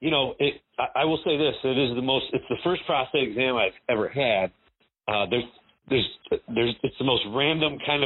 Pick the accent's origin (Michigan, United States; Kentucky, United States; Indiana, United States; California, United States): Indiana, United States; Notre Dame; also born or lived in Bloomington, Indiana; now in Frisco, United States; I was born in Bloomington, Indiana. I was delivered by the IU team doctor, and I grew up in Notre Dame